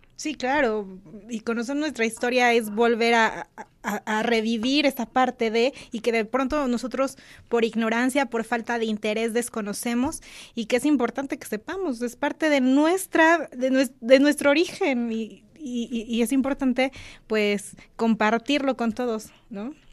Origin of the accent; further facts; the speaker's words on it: Puebla, Mexico; nosotros también como poblanos conozcamos nuestra propia cultura